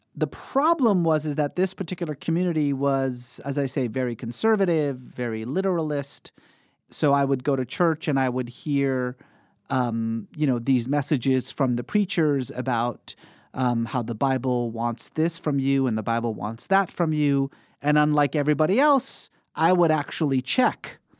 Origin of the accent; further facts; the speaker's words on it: Iran; moved away; growing up in Iran, we were, like most Iranians, culturally religious